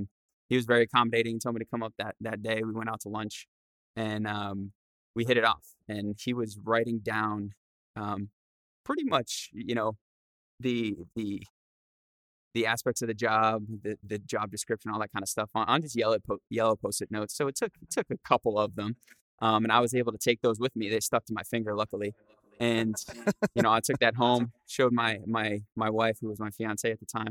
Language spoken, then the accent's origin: English; Rhode Island, United States; I'm from Rhode Island